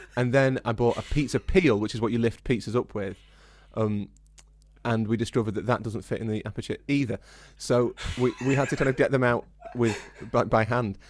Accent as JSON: {"language": "English", "region": "Yorkshire and the Humber", "country": "United Kingdom", "said": "we're from Yorkshire"}